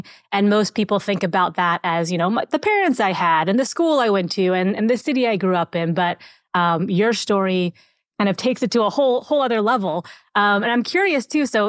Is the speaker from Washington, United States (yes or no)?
yes; Seattle, Washington, United States; also born or lived in South Korea; I was adopted from South Korea and brought over to the States at 5.5 months old. And brought up in Seattle